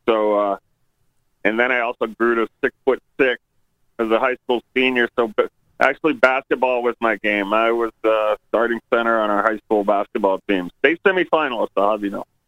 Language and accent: English; New Hampshire, United States; now in Denver, United States; I did grow up back east, uh, mostly in New Hampshire